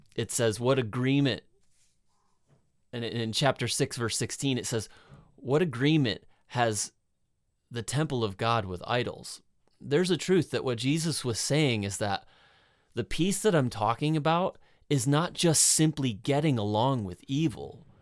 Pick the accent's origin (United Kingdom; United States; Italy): United States; I'm American